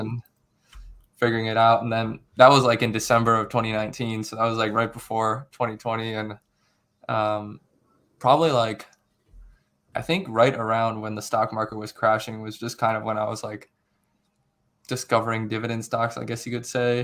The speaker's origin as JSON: {"language": "English", "town": "Akron", "region": "Ohio", "country": "United States", "moved": "as an adult", "lives_now": "Cincinnati, United States", "said": "I'm originally from, uh, near Akron, Ohio. Um, right now I'm in Cincinnati"}